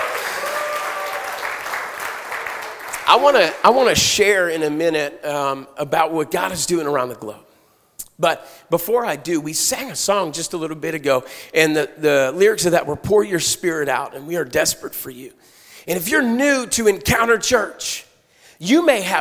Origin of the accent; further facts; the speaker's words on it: Pittsburgh, Pennsylvania, United States; I'm from Pittsburgh